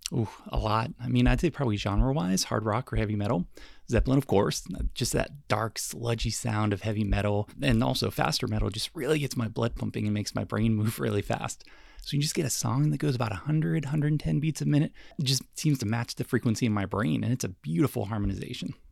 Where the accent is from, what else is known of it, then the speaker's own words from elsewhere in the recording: Davidson, North Carolina area, United States; moved away as an adult; also born or lived in New York City; the classical station in my hometown